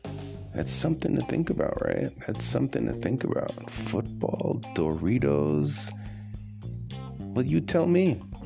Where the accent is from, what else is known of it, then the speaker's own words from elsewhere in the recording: United States; I'm American.